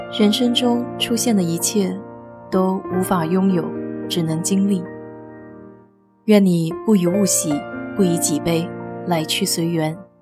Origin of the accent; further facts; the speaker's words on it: China; now in United States; 和我们中国人一样